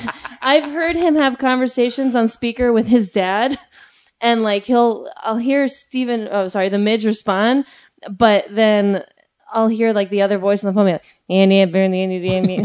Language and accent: English; Chicago, Illinois, United States; Well, yeah, I grew up in Chicago as a black man.